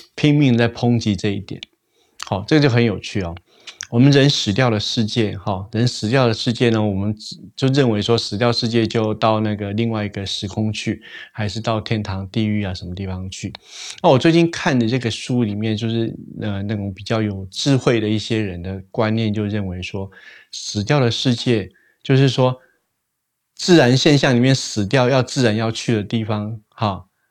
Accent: Taiwan; 我们那个台湾人都会讲说死掉之后下一世啊

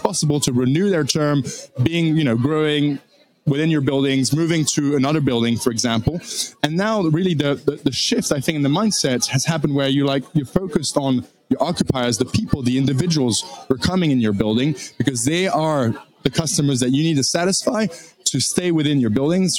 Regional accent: France; moved away as an adult; also born or lived in Washington, D.C., United States; born and raised in France by a British father, a French mother

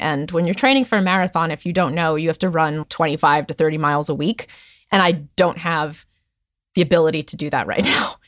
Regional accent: Hellertown, Pennsylvania, United States; also born or lived in Chicago / Nashville; now in Los Angeles, United States; I grew up in Hellertown, Pennsylvania

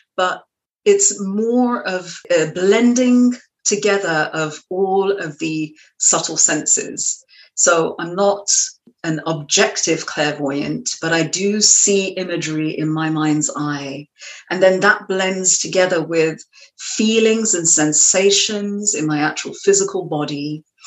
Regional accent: London, United Kingdom; accent: British; moved away as an adult; now in Marblehead, United States; I was actually um, raised in London, in the suburbs of West London, and uh, I moved to the United States in 2003.

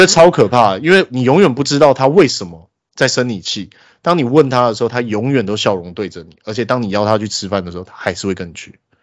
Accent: Taiwan; also born or lived in Australia; 身为一个台湾人

